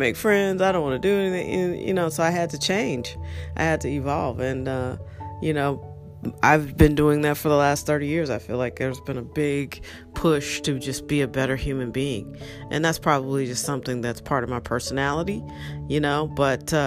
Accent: St. Louis, Missouri, United States; moved away as an adult; also born or lived in Washington, D.C.; I grew up in St. Louis, and I went away to college, went to Howard University

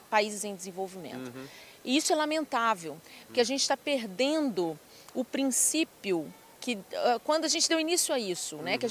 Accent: Ipatinga, Minas Gerais, Brazil; moved away; also born or lived in Viçosa / Lavras; eu sou uma mineira, sou da região ali de Patinga do Vale do Aço

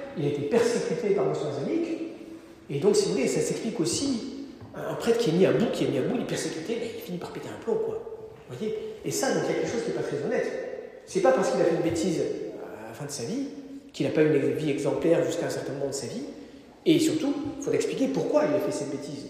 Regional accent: Normandy, France; je suis normand

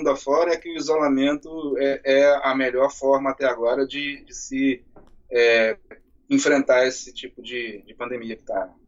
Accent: Raul Soares, Minas Gerais, Brazil; now in Niterói, Brazil; A minha cidade é Raul Soares, na zona da mata de Minas.

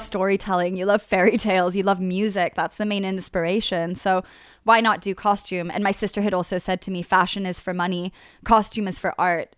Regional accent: Australia; moved away as an adult; now in London, United Kingdom; I was doing high school in Australia.

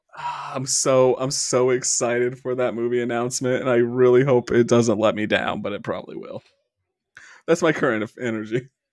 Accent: Midwest, United States; accent: Midwest; our dialect in the Midwest

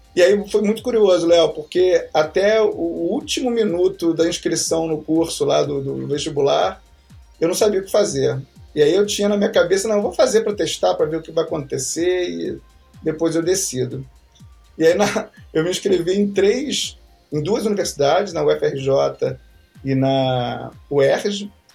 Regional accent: Rio de Janeiro, Brazil; moved away as an adult; also born or lived in São Paulo; Eu moro, eu nasci, na verdade, já não moro mais lá, mas eu nasci num bairro chamado Santa Cruz.

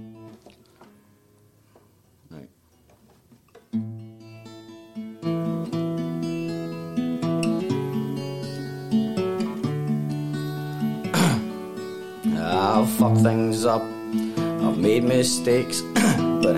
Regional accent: Glasgow, Scotland, United Kingdom; I'm Gorbals.

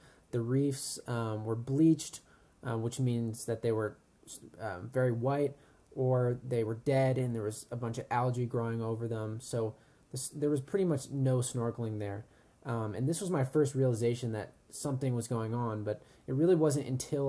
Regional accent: Colorado, United States; I grew up in Colorado

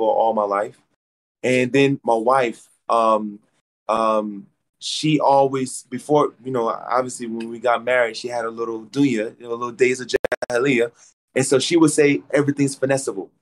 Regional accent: Atlanta, Georgia, United States; I'm from Atlanta

